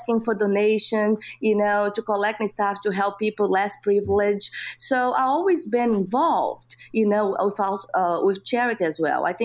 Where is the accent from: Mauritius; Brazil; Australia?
Brazil; English is a second language; moved away as an adult; now in United States; I grew up, like I said, in Brazil and in a small town